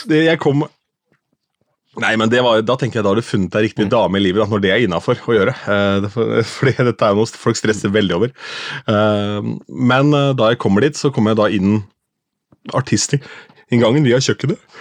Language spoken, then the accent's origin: Norwegian; Askim, Østfold, Norway; jeg er fra Askim